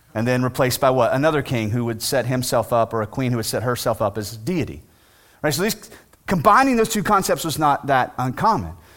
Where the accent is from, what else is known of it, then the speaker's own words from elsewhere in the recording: United States; as American citizens